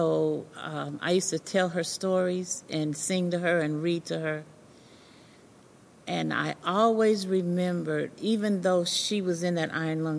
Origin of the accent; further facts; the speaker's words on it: Ogden, Utah, United States; moved away as an adult; now in Cincinnati, United States; I grew up in Ogden, Utah.